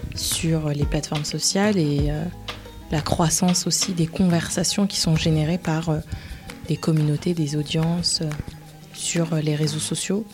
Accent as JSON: {"language": "French", "town": "Paris", "region": "Île-de-France", "country": "France", "tie": "born or raised there", "said": "je suis née en France, je suis née à Paris"}